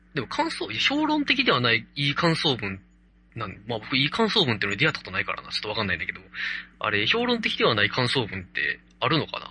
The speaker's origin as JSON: {"language": "Japanese", "region": "Kansai", "country": "Japan", "accent": "Kansai dialect", "said": "関西の人間なので"}